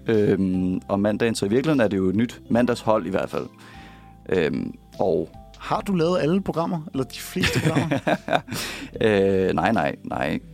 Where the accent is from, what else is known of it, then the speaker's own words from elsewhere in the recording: Copenhagen, Capital Region of Denmark, Denmark; jeg kommer fra Sydhavn